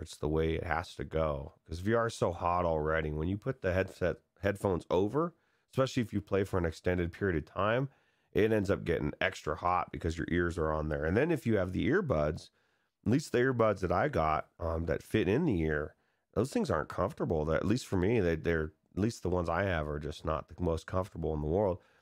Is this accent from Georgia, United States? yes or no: no; California, United States; I grew up in California where miniature golf is